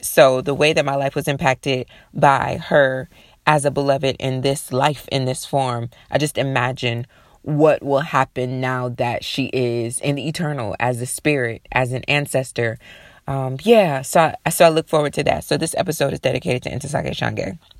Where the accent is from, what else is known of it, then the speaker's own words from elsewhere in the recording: Sandusky, Ohio, United States; I'm from Sandusky, Ohio.